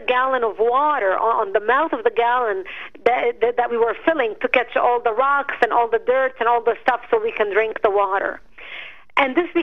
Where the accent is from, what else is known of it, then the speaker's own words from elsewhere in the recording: Marjayoun, Nabatieh Governorate, Lebanon; now in United States; I was born and raised in Lebanon